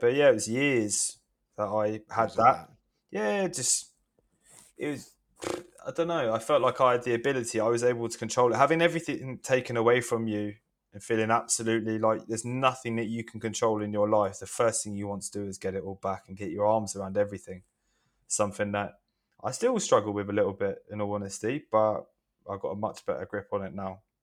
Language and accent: English; Hastings, South East England, United Kingdom; now in London, United Kingdom; I am from Hastings in the southeast of England, but I currently live in London